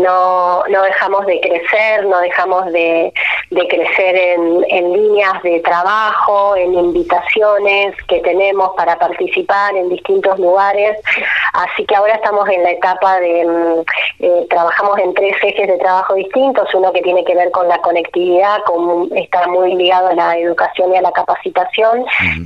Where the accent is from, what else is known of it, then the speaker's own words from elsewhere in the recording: La Quiaca, Jujuy, Argentina; also born or lived in Tilcara / Abra Pampa; Yo nací en La Quiaca, que es el pueblo que está en el límite con Bolivia. Mamá era de La Quiaca y mi papá de Tilcara, así que mi infancia y mi adolescencia han transitado entre, entre La Quebrada y La Puna